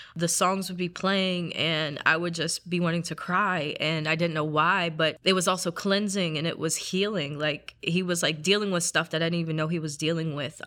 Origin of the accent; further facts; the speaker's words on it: South Carolina, United States; I grew up in South Carolina, so it's part of the Bible Belt